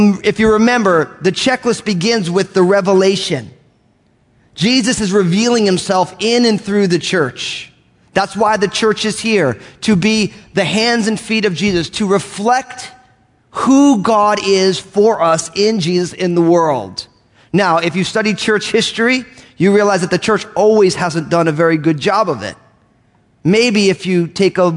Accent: United States; moved away; I grew up outside of New York

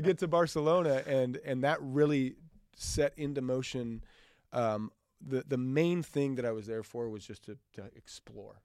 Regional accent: Boise, Idaho, United States; growing up in Idaho, it's, we're, it was just kind of a, it's not like there was any large church

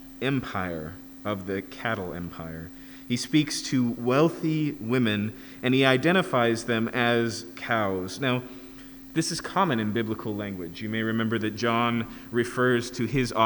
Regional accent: Yakima, Washington, United States; where I grew up in Yakima, we had Scenic Hill

